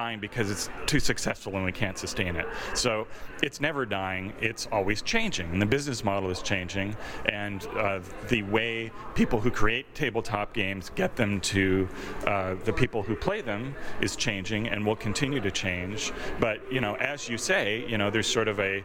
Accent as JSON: {"language": "English", "town": "Toronto", "region": "Ontario", "country": "Canada", "tie": "born or raised there", "said": "my hometown"}